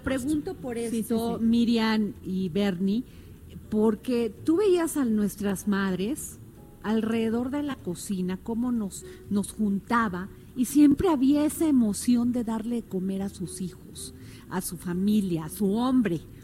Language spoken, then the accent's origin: Spanish; Mexico; somos los mexicanos